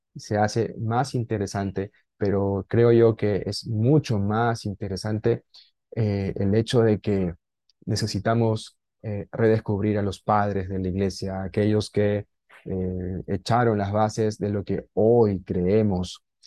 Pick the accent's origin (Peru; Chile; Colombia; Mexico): Peru; Lima; moved away as an adult; now in Peruvian jungle, Peru; estoy en la selva peruana, soy de Lima